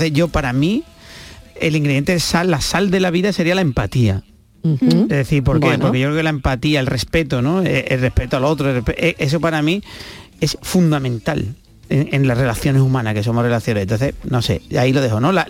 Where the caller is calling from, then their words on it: Seville, Andalusia, Spain; Hola, buenas tardes, soy … de Sevilla.